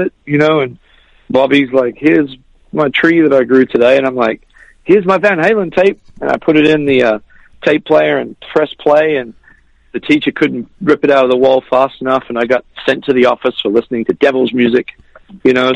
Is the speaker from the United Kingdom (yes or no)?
no; Australia; I grew up in Australia